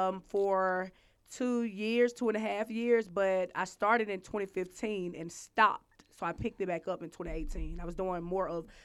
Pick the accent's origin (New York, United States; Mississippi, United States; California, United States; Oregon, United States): Mississippi, United States; moved away; I'm from Mississippi. Shout out to Mississippi.